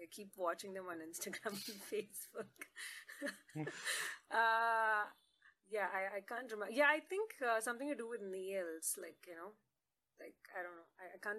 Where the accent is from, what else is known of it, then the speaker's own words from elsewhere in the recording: Jeddah, Makkah Province, Saudi Arabia; But I did grow up in Jeddah, that's in Saudi Arabia.